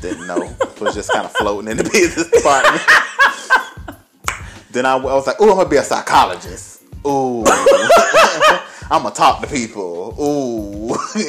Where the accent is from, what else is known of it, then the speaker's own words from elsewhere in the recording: Pensacola, Florida, United States; moved away as an adult; also born or lived in Tallahassee, Florida; I'm originally from Pensacola, Pensacola, Florida.